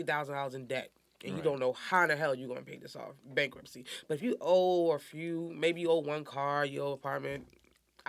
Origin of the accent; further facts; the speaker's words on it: New York, United States; moved away; also born or lived in Woodlawn, Baltimore, Maryland; I'm from Harlem, a.k.a. New York